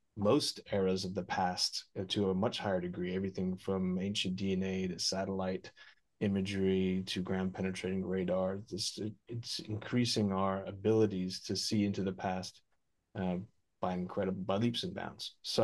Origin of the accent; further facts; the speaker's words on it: Odense, Southern Denmark, Denmark; born there; And I was born in Odense, Denmark, Odinsve, so Odin's sacrificial grove